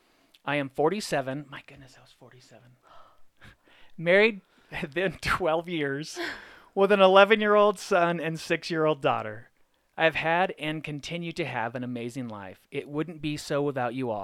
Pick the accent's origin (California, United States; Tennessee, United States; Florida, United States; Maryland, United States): California, United States; Arcadia; moved away as an adult; also born or lived in Washington, D.C.; now in Colorado, United States; I grew up in Arcadia.